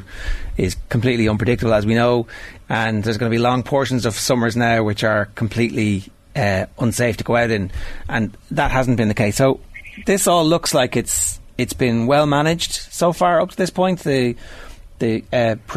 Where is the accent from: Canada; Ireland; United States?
Ireland; we're Irish.